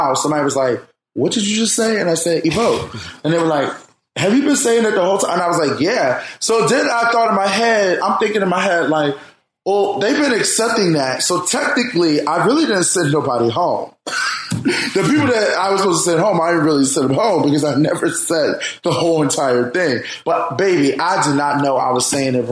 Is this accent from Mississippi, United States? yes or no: no; Philadelphia, Pennsylvania, United States; I grew up in North Philly